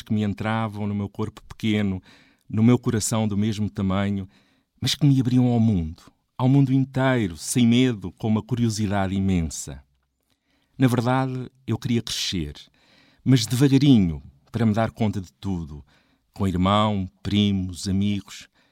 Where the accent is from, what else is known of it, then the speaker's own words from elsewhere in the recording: a village near Coimbra, Centro, Portugal; Quando em 1976 entrei para a escola primária, na minha aldeia não havia água canalizada. Havia poucos carros, poucos telefones. A televisão eram dois canais, a preto e branco, com poucas horas de emissão. Coimbra estava tão próxima e ao mesmo tempo tão distante